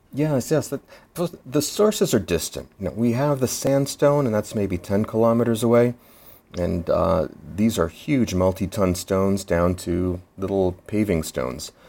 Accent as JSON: {"language": "English", "town": "Philadelphia", "region": "Pennsylvania", "country": "United States", "said": "I'm from Philadelphia, and we have our Liberty Bell"}